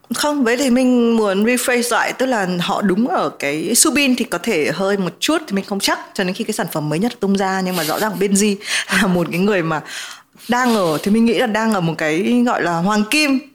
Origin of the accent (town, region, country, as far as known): Vietnam